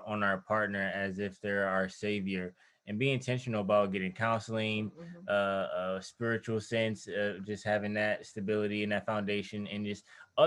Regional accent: Detroit, Michigan, United States; I'm from Detroit

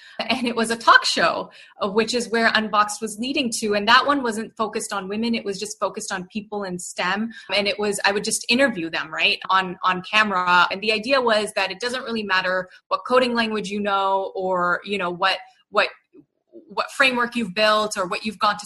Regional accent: Canada; moved away as an adult; now in Bay Area, United States; I was born and raised in Canada, so I'm very proudly Canadian.

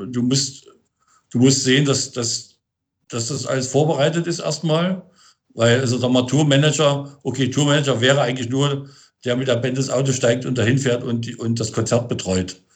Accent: Berlin, Germany; Ja, ich bin gerade in Potsdam. Das hat, hat ein bisschen was mit der Corona-Situation zu tun. Eigentlich bin ich ja Berliner.

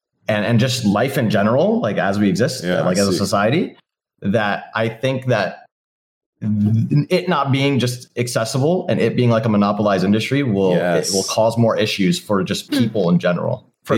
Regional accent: Detroit, Michigan, United States; back in my hometown, like especially in Detroit

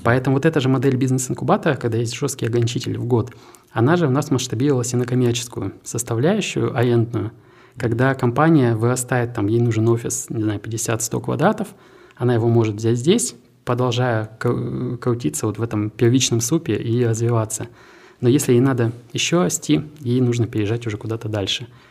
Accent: Krasnoyarsk, Krasnoyarsk Krai, Russia; moved away as an adult; also born or lived in Naberezhnye Chelny, Russia / Innopolis, Russia; now in Tatarstan, Russia; в 2013 году я из Красноярска переехал в Татарстан, и для меня как раз привлек IT-парк. Мы стали резидентом IT-парка, мы изначально поехали с семьей, с двумя сотрудниками, и, ну, собственно, три года у нас был э, офис в двух городах, в моем родном и в Набережных Челнах

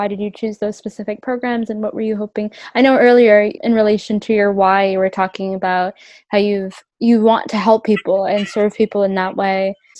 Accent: Canada; I grew up here in Canada, my parents definitely brought a lot of those traditions and customs from Ethiopia.

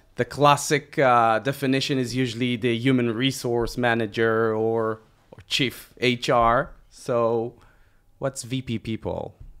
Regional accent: Israel; We are two entrepreneurs from Israel

